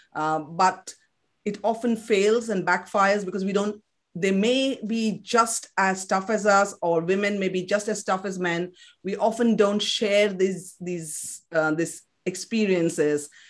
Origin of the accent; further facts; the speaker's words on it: Kolkata, West Bengal, India; English is a second language; moved away; I was born in West Bengal, in Calcutta, in Kolkata as it's called now. Uh, so I grew up speaking fluent Bengali.